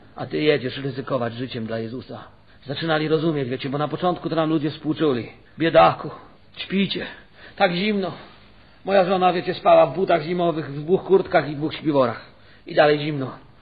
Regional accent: Silesian Voivodeship, Poland; U nas na Śląsku kociarz to są ci, co nie są katolikami.

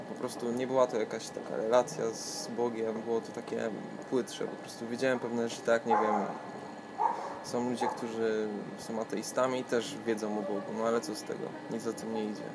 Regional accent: Katowice, Silesian Voivodeship, Poland; od samego dzieciństwa y, chodzę do kościoła zielonoświątkowego akurat w Katowicach

